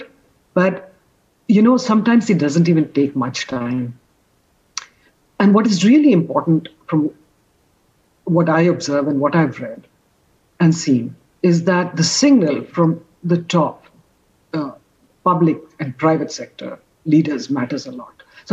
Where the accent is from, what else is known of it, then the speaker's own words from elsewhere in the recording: India; as an Indian